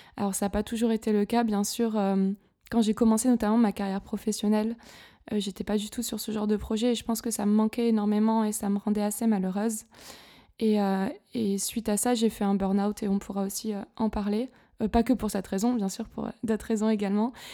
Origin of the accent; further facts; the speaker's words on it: Gap, Provence-Alpes-Côte d'Azur, France; moved away as an adult; also born or lived in Nice / Toulouse / Paris / London; now in Berlin, Germany; je suis originaire du sud-est de la France, d'une petite ville qui s'appelle Gap, près de Marseille, dans les montagnes, dans les Hautes-Alpes